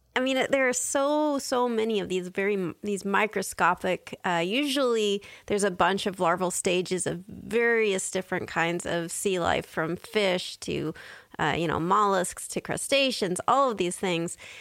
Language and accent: English; San Diego, California, United States; I grew up in San Diego, so I lived near the beach